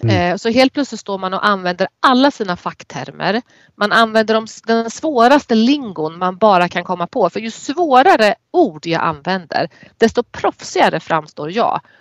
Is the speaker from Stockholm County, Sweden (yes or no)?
no; Närke, Örebro County, Sweden; accent: Närke dialect (närkiska); den där närkiskan inte har varit så tydlig när jag har när jag jobbade